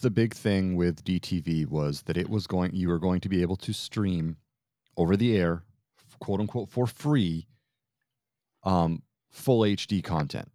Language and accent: English; Vermont, United States; I grew up in Vermont